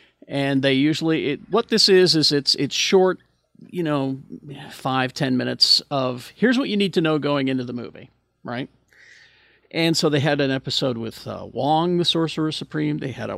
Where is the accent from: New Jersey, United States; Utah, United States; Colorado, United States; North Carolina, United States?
Utah, United States; born or raised there